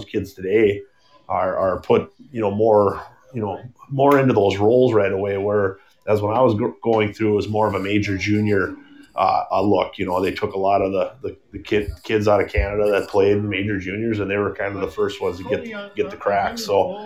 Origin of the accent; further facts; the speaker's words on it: Bismarck, North Dakota, United States; as a kid growing up in North Dakota, you know, Bismarck, North Dakota